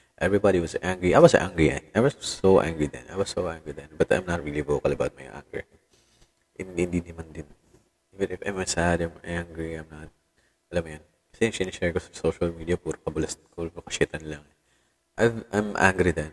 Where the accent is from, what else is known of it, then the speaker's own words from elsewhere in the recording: Tacloban, Eastern Visayas, Philippines; dito sa amin sa Tacloban